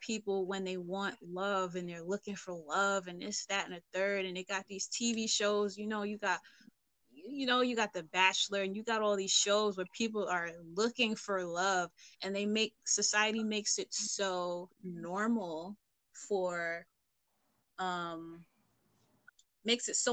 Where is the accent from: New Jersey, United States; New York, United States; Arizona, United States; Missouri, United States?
New York, United States; New York City; I'm from East Flatbush.